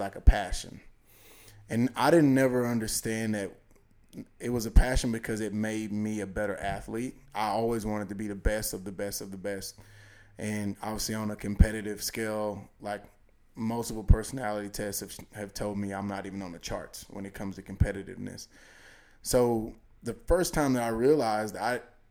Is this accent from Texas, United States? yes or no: yes; East Texas, United States; also born or lived in Bryan College Station, Texas; originally born and raised in East Texas, now here in Bryan College Station for about 10 years